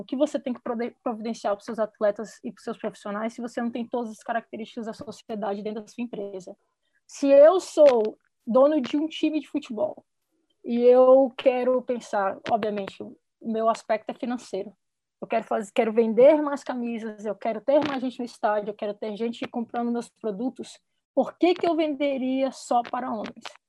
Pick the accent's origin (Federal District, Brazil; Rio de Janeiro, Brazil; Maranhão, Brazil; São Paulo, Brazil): Federal District, Brazil; Brasília; moved away as an adult; also born or lived in United States; sou de Brasília também